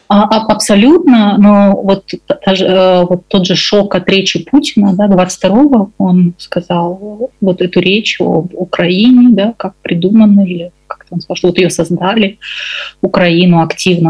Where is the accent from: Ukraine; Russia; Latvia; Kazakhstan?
Kazakhstan; я выросла в Казахстане